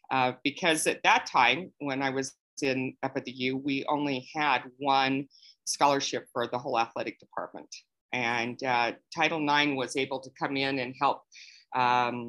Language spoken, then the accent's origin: English; Salt Lake City, Utah, United States; I grew up in Salt Lake City, Utah, born and raised here and still live here